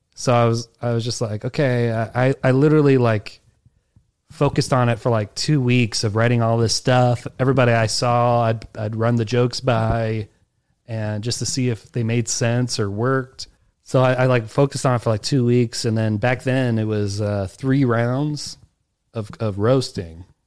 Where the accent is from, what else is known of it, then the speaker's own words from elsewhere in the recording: Alexandria, Virginia, United States; moved away as an adult; also born or lived in Kew Gardens, New York; now in New York, United States; So where I grew up, I grew up in Alexandria, Virginia.